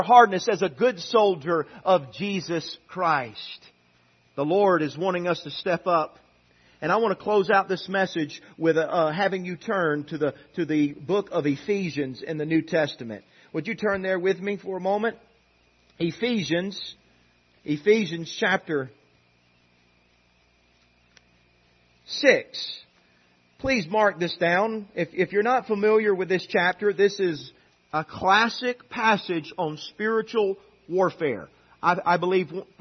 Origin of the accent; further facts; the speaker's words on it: United States; we are Americans.